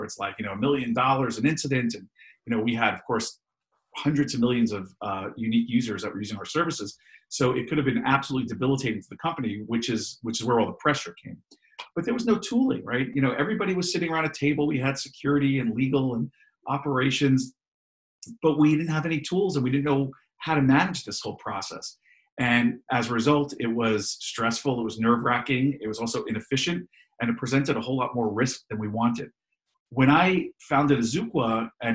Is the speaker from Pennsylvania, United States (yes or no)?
no; New York, United States; my family, we're from New York